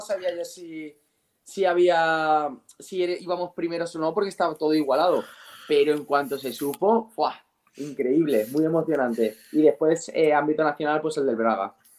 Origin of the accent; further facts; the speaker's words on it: Spain; yo soy español